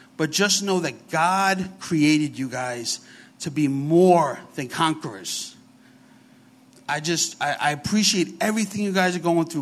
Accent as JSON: {"language": "English", "town": "New York City", "region": "New York", "country": "United States", "accent": "New York", "said": "We are from New York. So if I talk kind of funny, I got a real New York accent. I'm from the Bronx, so it's very heavy."}